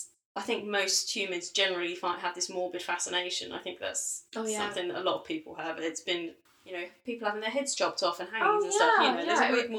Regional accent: United Kingdom; as a British person

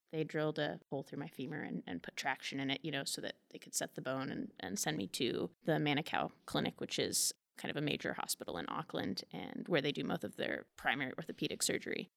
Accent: Manhattan, Kansas, United States; I'm from Manhattan, and so I grew up down on Leavenworth Street, so very close to the Manhattan Public Library. So I spent a great deal of my childhood here

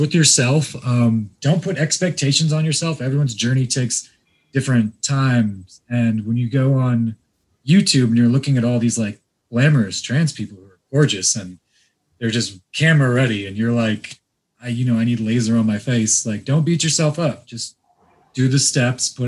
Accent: Iran; Iranian like me

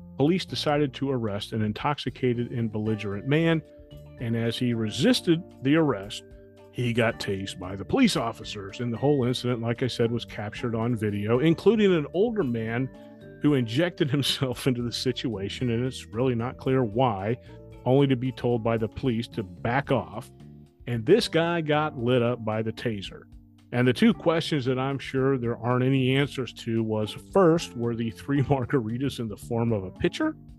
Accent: Atlanta, Georgia, United States; now in Florida, United States; my hometown news station, WSB TV Atlanta

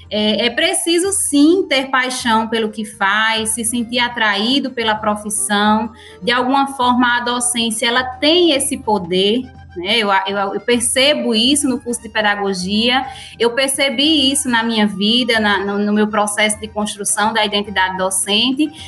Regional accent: Currais Novos, Rio Grande do Norte, Brazil; also born or lived in Acari; Eu nasci em Acari, mas fui criada sempre no município de Currais Novos.

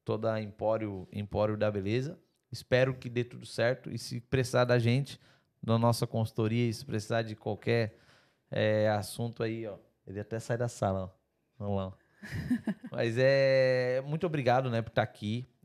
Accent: Brazil; Eu como empresário europeu, eu sou brasileiro, mas eu, eu, é, é, eu sou mais europeu empresário do que brasileiro.

